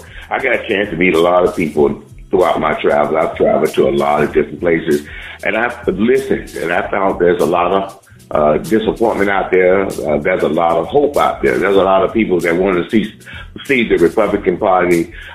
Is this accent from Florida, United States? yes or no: yes; Miami-Dade County, Florida, United States; I'm from Miami-Dade County